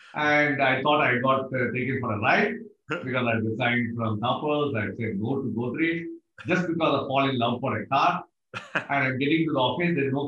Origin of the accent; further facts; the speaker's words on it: Thiruvananthapuram, Kerala, India; moved away as an adult; also born or lived in Mumbai; now in Singapore; ready to leave from Trivandrum, my hometown to Mumbai.